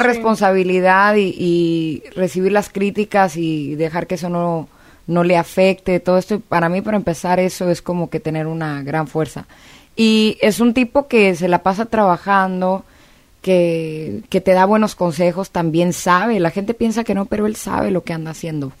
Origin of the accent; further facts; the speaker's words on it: China, Nuevo León, Mexico; also born or lived in South Texas; now in Los Angeles, United States; crecí en, China, Nuevo León, luego nos mudamos al sur de Texas